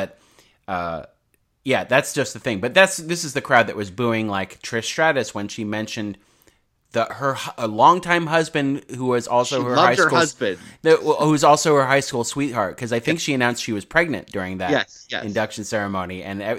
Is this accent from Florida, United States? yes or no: no; New York, United States; Like growing up in New York, we all hated Trump.